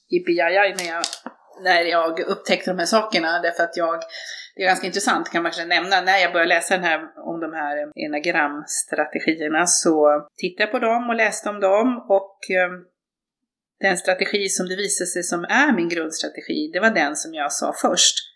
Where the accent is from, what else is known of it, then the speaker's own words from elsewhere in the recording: Norrbotten County, Sweden; moved away as an adult; now in Stockholm, Sweden; Jag är uppvuxen i Norrbotten. Bodde mina första 20 år där. Sen flyttade jag till Stockholm på grund av studier.